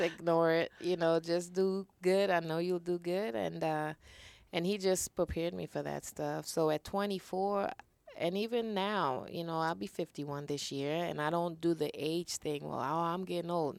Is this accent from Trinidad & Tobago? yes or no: yes; Trinidad & Tobago; now in United States; growing up in Trinidad